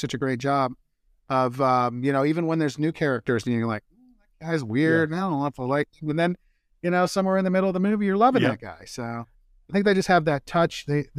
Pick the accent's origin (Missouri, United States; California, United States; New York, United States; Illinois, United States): Missouri, United States; Kansas City; born there; I grew up, I said I was born in Kansas City, but their barbecue is too sweet for me.